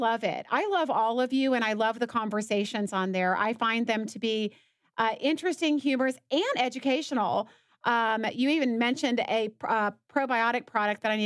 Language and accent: English; the South, United States; I'm from the South